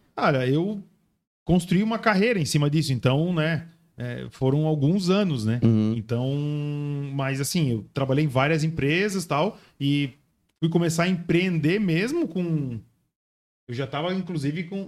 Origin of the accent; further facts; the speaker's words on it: Itajaí, Santa Catarina, Brazil; moved away as an adult; now in Joinville, Brazil; Eu nasci aqui, morei até meus 10 anos